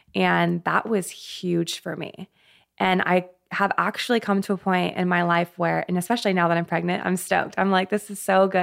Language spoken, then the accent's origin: English; Colorado, United States; I'm actually from Colorado. I grew up there